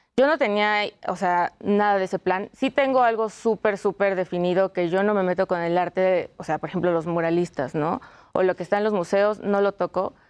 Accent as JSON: {"language": "Spanish", "country": "Mexico", "said": "como mexicanos podemos tener este folclore"}